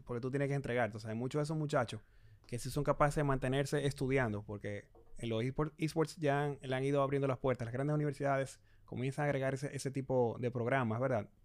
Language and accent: Spanish; Santo Domingo, Distrito Nacional, Dominican Republic; yo nací acá en Santo Domingo, mucha gente piensa que yo nací en Canadá. No, yo no nací en Canadá, nací en República Dominicana, eh, me crié acá también